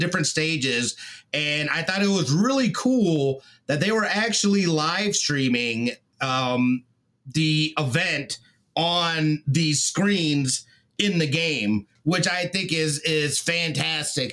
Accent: Las Vegas, Nevada, United States; We're all from Vegas.

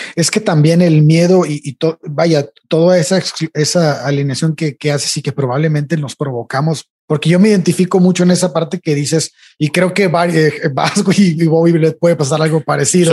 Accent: Tampico, Tamaulipas, Mexico; moved away as an adult; Yo, yo soy de Tampico, entonces cuando estaba en Tampico, hay un tiempo en que me fui

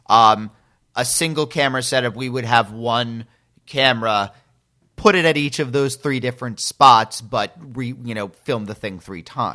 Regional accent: Northern New Jersey, United States; I'm from New Jersey and I work these kind of jobs

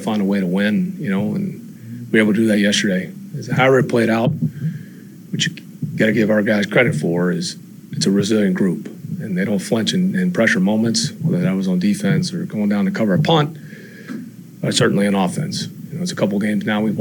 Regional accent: Memphis, Tennessee, United States; now in Atlanta, United States; I am from Memphis

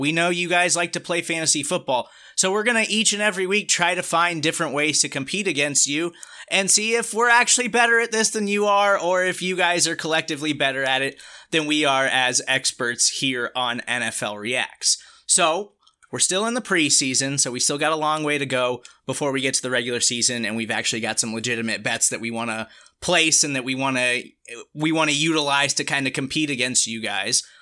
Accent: Kansas City, Missouri, United States; I grew up in Kansas City

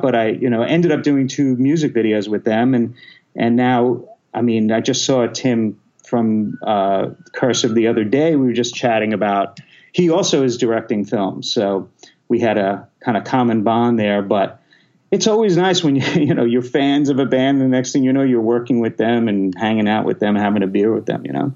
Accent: New York City, New York, United States; moved away as an adult; now in Los Angeles, United States; I'm from Queens, New York. So I, I'm born in Queens, New York, and and lived there, you know, till I was 17. Then I came out to LA.

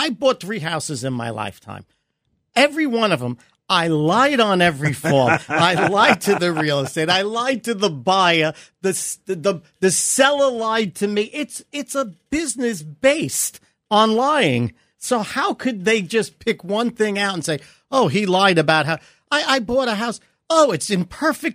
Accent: New York City, New York, United States; growing up in Brooklyn.

